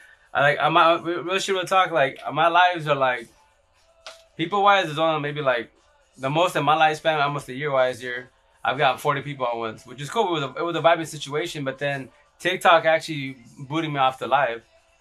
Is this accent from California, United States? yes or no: no; Yakima, Washington, United States; I'm from here from Yakima, Washington